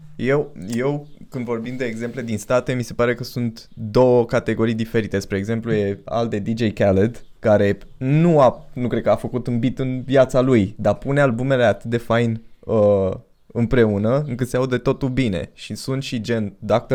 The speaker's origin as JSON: {"language": "Romanian", "town": "Pitești", "region": "Argeș", "country": "Romania", "said": "Noi suntem din Pitești."}